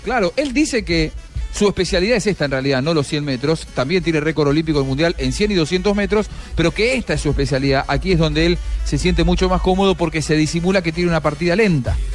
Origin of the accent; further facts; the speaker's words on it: Medellín, Antioquia, Colombia; nosotros en Medellín también decimos igual